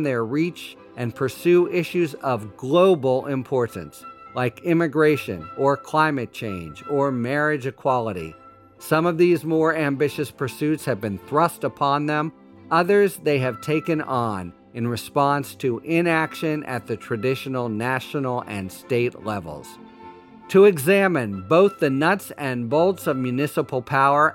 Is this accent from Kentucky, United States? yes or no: no; Pittsburgh, Pennsylvania, United States; Pittsburgh, my hometown